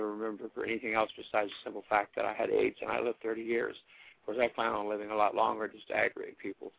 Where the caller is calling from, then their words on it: Ohio, United States; I'm doing real great. I'm in Ohio.